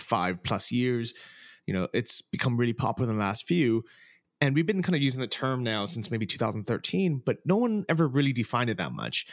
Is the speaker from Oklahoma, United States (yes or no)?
no; San Francisco, California, United States; moved away as an adult; also born or lived in Thailand / Texas; I'm originally from San Francisco